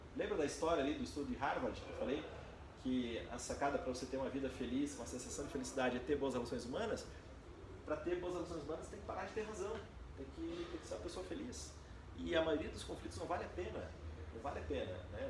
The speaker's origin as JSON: {"language": "Portuguese", "country": "Brazil", "said": "A gente como brasileiro"}